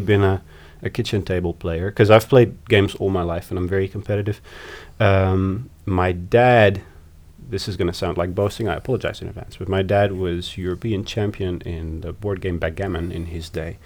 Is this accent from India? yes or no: no; Amsterdam, North Holland, Netherlands; moved away as an adult; also born or lived in The Hague / Berlin, Germany / Sydney, Australia / Newcastle, Australia; I was born in The Hague, but I've lived in Amsterdam since I was three.